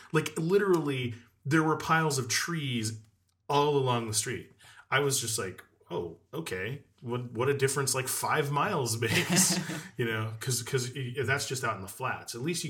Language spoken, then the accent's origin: English; Las Vegas, Nevada, United States; when I grew up in Vegas